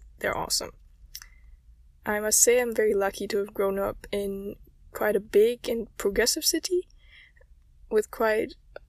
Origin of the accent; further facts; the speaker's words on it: Germany; I'm from Germany and I'm female.